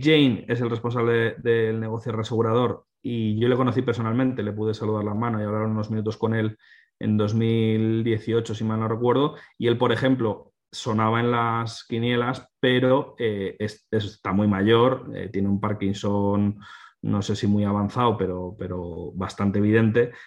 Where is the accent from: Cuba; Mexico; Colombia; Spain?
Spain; nosotros que somos españoles